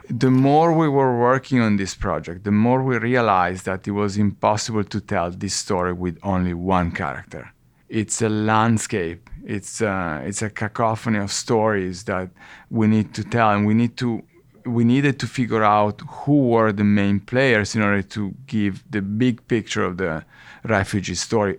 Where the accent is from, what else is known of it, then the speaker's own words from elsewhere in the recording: Italy; moved away as an adult; now in New York, United States; we are Italians. We were born and raised in Italy, but we've been living in the, in New